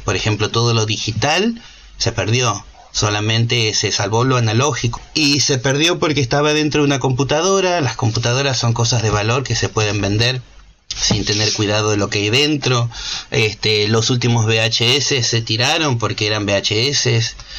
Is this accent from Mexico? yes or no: no; Argentina; moved away as an adult; also born or lived in United States; me había escapado de Argentina vendiendo mis cosas y comprándome un pasaje en un avión